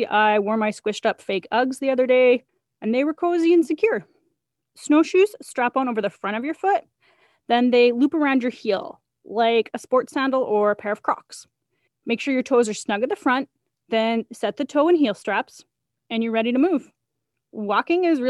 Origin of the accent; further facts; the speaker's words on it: Edson, Alberta, Canada; I grew up in Edson, Alberta